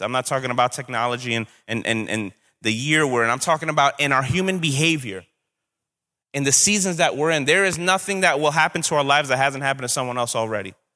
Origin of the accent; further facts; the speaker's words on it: New York City, New York, United States; I'm from Brooklyn. Sometimes that comes out